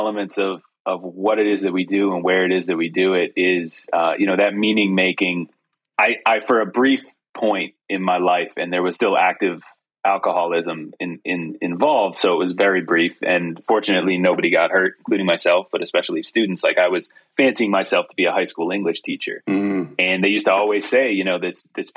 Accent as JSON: {"language": "English", "region": "New England", "country": "United States", "tie": "born or raised there", "moved": "yes", "lives_now": "Western North Carolina, United States", "said": "I grew up in New England"}